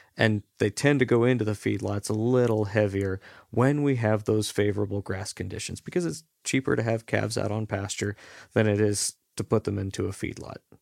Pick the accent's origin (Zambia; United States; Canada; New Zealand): United States; also born or lived in Newport, Washington; being an American that hasn't lived and breathed the Australian hay industry